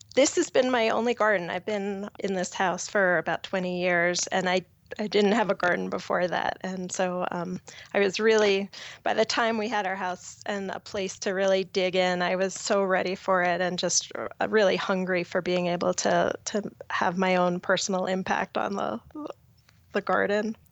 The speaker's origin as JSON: {"language": "English", "area": "Long Island", "region": "New York", "country": "United States", "tie": "born or raised there", "moved": "as an adult", "lives_now": "Boulder, Colorado, United States", "said": "I grew up on Long Island"}